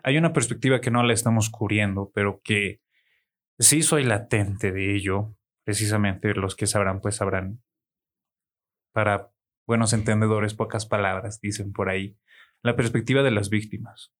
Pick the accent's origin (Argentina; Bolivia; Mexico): Bolivia; como buen boliviano